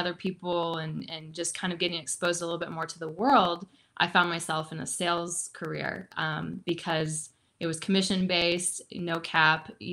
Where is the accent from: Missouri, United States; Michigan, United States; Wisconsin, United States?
Missouri, United States; Joplin; I grew up in the Midwest. I grew up in Joplin, Missouri.